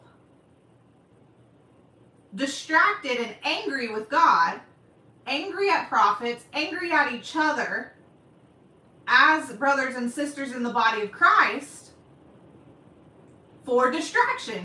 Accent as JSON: {"language": "English", "region": "Oklahoma", "country": "United States", "said": "I say y'all because I'm from Oklahoma"}